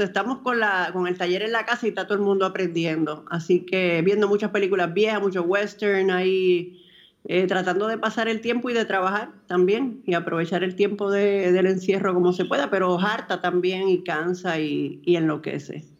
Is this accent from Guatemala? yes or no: no; Dominican Republic; para mí como dominicana